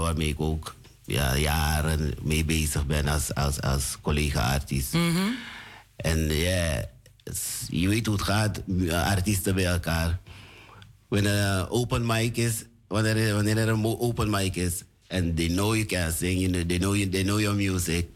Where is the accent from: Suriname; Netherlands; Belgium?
Suriname; Born in Suriname